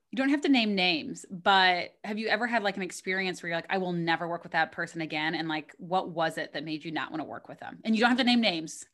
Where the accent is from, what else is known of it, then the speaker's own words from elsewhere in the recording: Missouri, United States; we're both from Missouri, which, I mean, it's a little bit north of Kentucky, but, like, probably it's a little bit of a similar upbringing. So, like, I mean, I grew up on beer teas